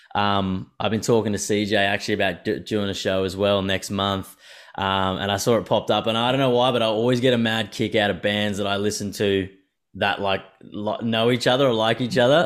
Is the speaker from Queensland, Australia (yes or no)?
yes; Brisbane, Queensland, Australia; moved away; I'm from Brisbane initially